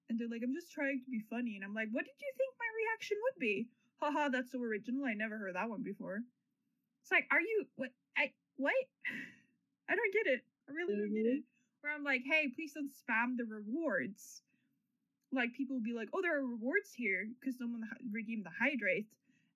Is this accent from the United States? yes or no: no; New Zealand; I just have a bunch of Norwegian flags everywhere right now. But I'm from New Zealand.